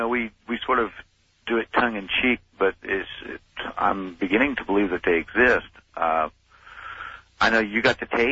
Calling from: Craigville, Indiana, United States; I'm calling from Indiana, from Craigville. That's close to Fort Wayne

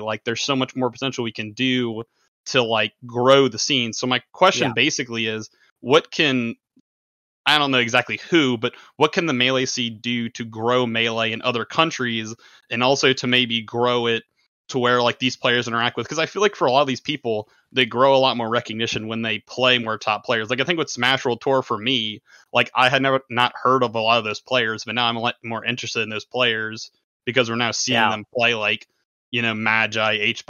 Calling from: Ruston, Louisiana, United States; I'm calling in from Ruston, Louisiana.

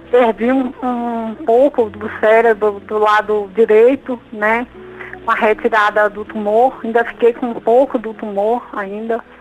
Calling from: Brasília, Federal District, Brazil; Brasília, Distrito Federal.

